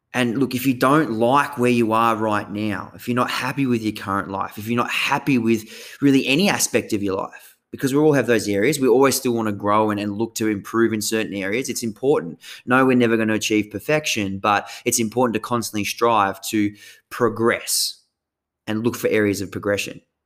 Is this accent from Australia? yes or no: yes; Tasmania, Australia; moved away as an adult; now in Sunshine Coast, Australia; the way I grew up down in Tassie, coastal Tassie